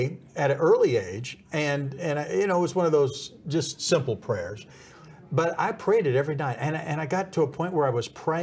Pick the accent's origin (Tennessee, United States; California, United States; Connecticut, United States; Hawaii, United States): California, United States; Southern; moved away as an adult; also born or lived in Hollywood / Dallas; brought up in Southern California